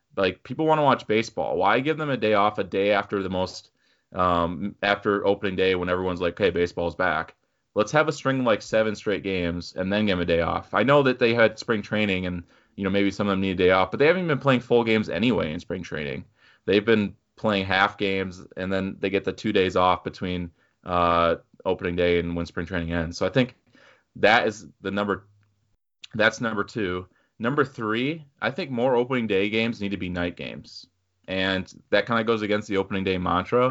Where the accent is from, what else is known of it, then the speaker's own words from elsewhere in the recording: Minnesota, United States; we're from Minnesota